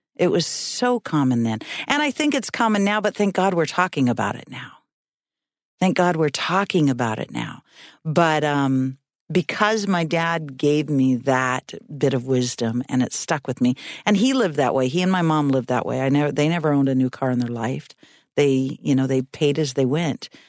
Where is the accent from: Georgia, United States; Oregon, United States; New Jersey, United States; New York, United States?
Oregon, United States; Reedsport; moved away as an adult; also born or lived in North Bend / Eugene / Seattle / Boston; I went from Reedsport, my hometown